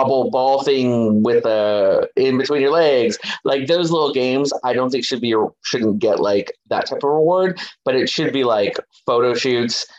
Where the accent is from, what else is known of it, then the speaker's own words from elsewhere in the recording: Los Angeles, California, United States; I was born in East Los Angeles, which is a very Hispanic area.